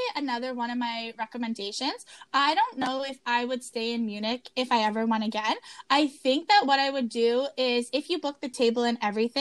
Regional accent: Canada; we're Canadian

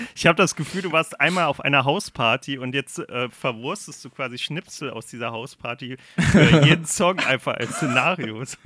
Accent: Germany; Ich bin Deutscher

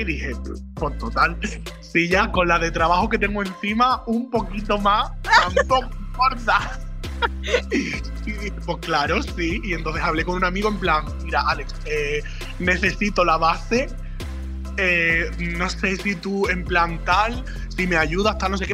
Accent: Jerez de la Frontera, Andalusia, Spain; moved away; cuando yo me fui de Jerez

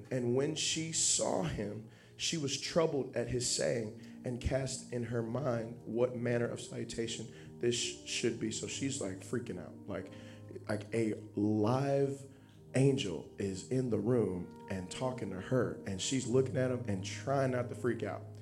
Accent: Dallas, Texas, United States; now in Sterling Heights, United States; I'm not from here. You know, I'm from originally from Dallas, Texas, and uh, you know, I went to Indiana Bible College and um, ended up moving to Sterling Heights, Michigan, where me and my wife have been there for the past five years.

